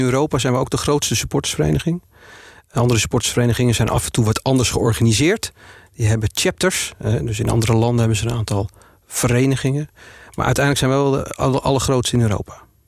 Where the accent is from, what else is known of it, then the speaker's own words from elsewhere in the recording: Purmerend, North Holland, Netherlands; also born or lived in Amsterdam; Geboren en getogen in Purmerend met Amsterdamse roots